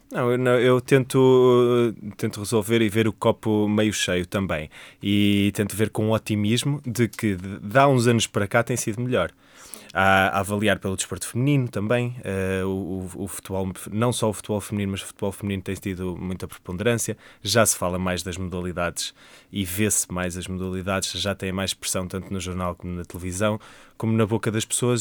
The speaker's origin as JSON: {"language": "Portuguese", "town": "Coimbra", "region": "Centro", "country": "Portugal", "tie": "born or raised there", "said": "sou natural de Coimbra, tenho 29 anos"}